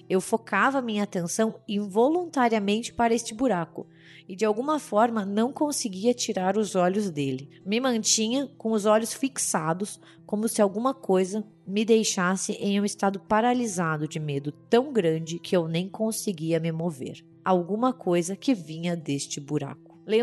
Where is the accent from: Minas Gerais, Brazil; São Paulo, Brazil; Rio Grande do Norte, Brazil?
Rio Grande do Norte, Brazil; Natal; Oi, gente … sou de Natal, Rio Grande do Norte